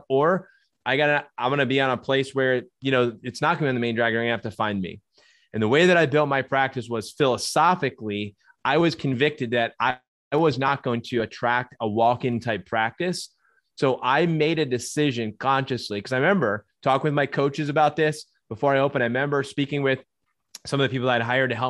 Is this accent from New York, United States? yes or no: no; New Jersey, United States; moved away as an adult; also born or lived in Minnesota; I was born and raised in New Jersey